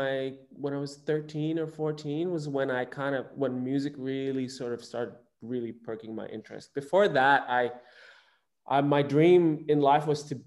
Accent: Indonesia; I grew up in Indonesia, and I moved around the archipelago. I didn't just grow up in Bali. I moved around.

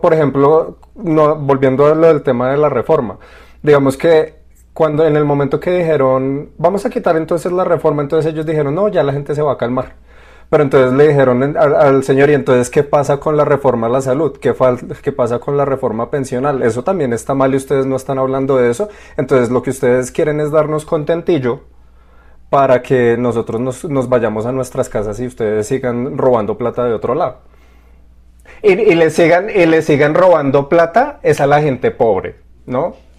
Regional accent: Colombia; el paro acá en, nuestro país

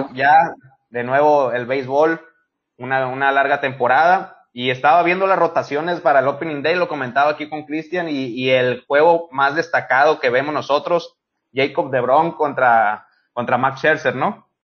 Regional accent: Mexico; como mexicano

